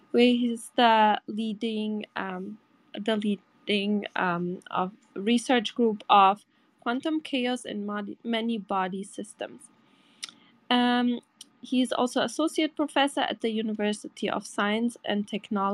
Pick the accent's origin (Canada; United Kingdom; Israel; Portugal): Portugal; I'm from Portugal